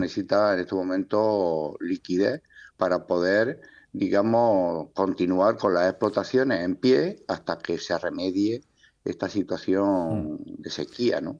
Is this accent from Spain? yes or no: yes; Almería, Andalusia, Spain; yo soy de Almería, tengo mi explotación en la costa de Almería